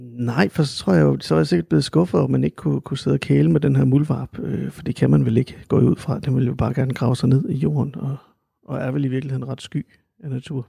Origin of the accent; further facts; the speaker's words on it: Randers, Central Denmark Region, Denmark; also born or lived in Aarhus; jeg er jo født og opvokset i Randers, dog ikke i, ikke i Vorup, men i Helsted